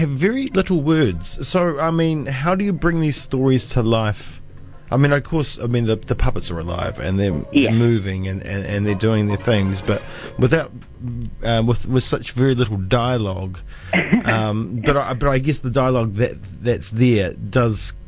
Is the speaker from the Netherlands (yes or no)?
no; New Zealand; I'm a Kiwi